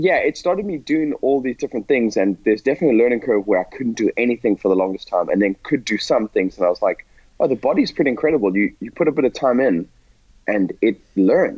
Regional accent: Botswana; moved away as an adult; I grew up in Botswana in a tiny town where these sports don't exist.

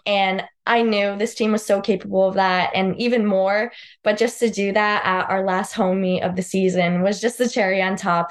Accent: Southington, Connecticut, United States; moved away; I grew up in Southington, Connecticut. I lived there my whole life

